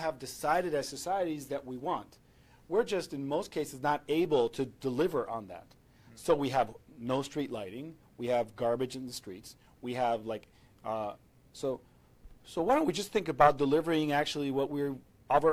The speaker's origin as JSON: {"language": "English", "country": "Venezuela", "said": "I'm from Venezuela, I live in Caracas"}